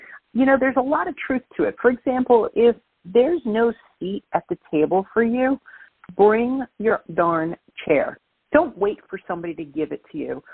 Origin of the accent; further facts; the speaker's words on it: New York City, New York, United States; accent: Brooklyn; now in New Jersey, United States; I'm born and raised in Brooklyn, New York, but I'm living in New Jersey right now. Thank you, listeners, for putting up with my Brooklyn accent.